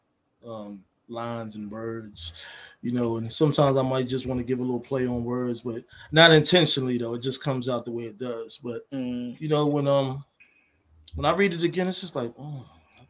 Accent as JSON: {"language": "English", "town": "New York City", "region": "New York", "country": "United States", "said": "I'm from Manhattanville Projects, 131st in Amsterdam"}